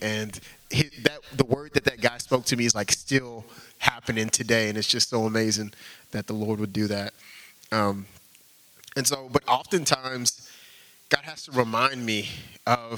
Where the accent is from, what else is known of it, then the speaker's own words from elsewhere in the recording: Houston, Texas, United States; moved away as an adult; now in Boston, United States; I grew up in Houston